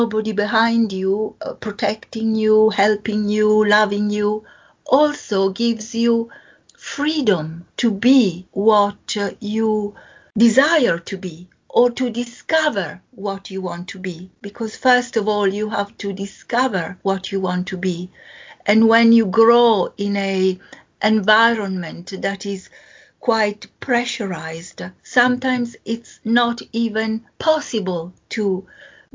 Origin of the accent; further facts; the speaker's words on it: Venice, Veneto, Italy; English is a second language; moved away as an adult; now in United Kingdom; I was born in Venice, and my father was a GP a few miles away from Venice